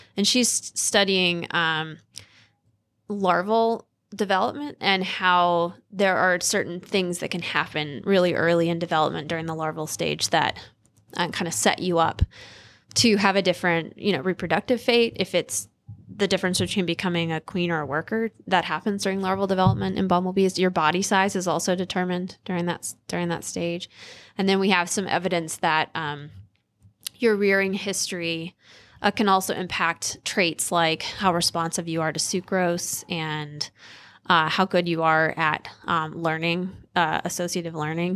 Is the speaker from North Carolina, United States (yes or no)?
yes; Ocean Isle Beach, North Carolina, United States; moved away; I'm from North Carolina, like, a really small town in coastal North Carolina